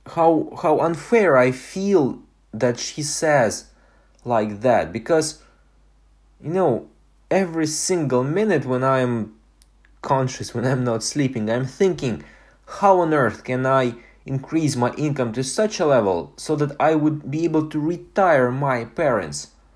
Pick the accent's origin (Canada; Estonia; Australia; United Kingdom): Estonia; moved away; my hometown in Estonia